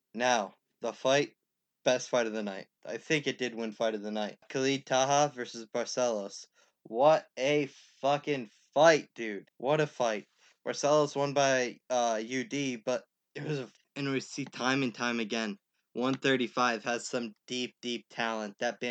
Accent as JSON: {"language": "English", "region": "Pennsylvania", "country": "United States", "tie": "born or raised there", "said": "Joseph Lowry, who is from my home state, Pennsylvania."}